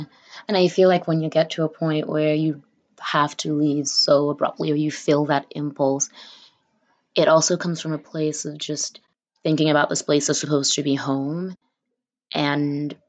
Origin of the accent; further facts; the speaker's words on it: Nigeria; now in New York City, United States; And I moved from Nigeria to here, but my family moved to New York City specifically because there was a huge Fulani community here. And that's what I lived in.